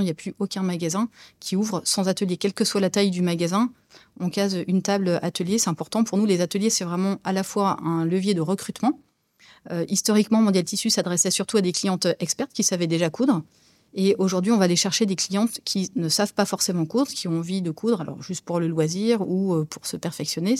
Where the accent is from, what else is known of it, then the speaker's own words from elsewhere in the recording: Brie, Île-de-France, France; also born or lived in Saint-Cloud, Hauts-de-Seine / Barcelona, Spain; now in Rhône-Alpes, France; J'ai grandi dans les champs de colza et de betteraves, voilà, dans la Brie